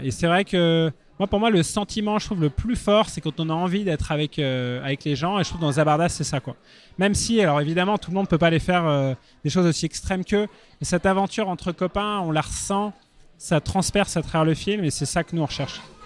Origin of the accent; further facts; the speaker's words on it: Paris, Île-de-France, France; je suis parisien